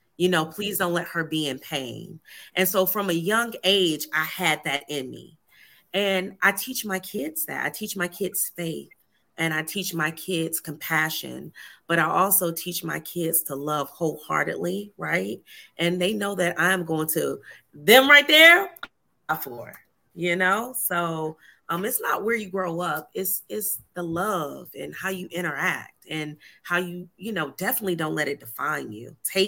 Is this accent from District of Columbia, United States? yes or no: no; Atlanta, Georgia, United States; born there; also born or lived in Cleveland, Ohio; I was born in Atlanta, Georgia, ended up joining the Navy from Cleveland, Ohio.